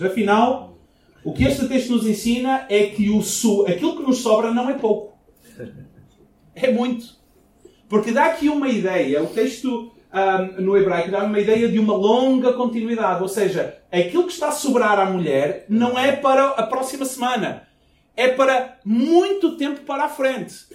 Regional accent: Portugal; moved away as an adult; Quando eu saí de Portugal, eu namorava uma jovem e a gente estava basicamente noivos. E a ideia era eu ficar dois anos fora de Portugal, voltar, casar

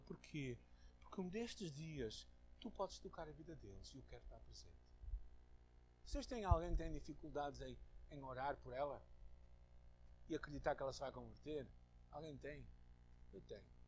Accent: Portugal; eu tenho como português, como branco, como ocidental

